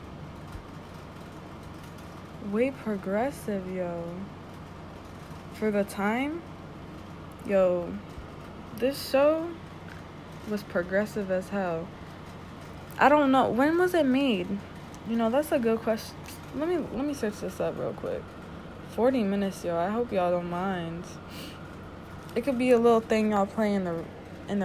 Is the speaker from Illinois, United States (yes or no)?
no; Connecticut, United States; I'm from Connecticut